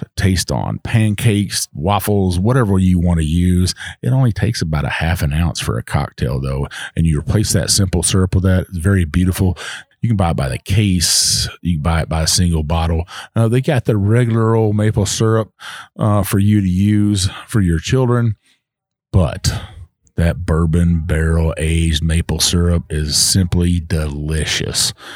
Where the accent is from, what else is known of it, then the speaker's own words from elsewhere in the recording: Texas, United States; my home state of Texas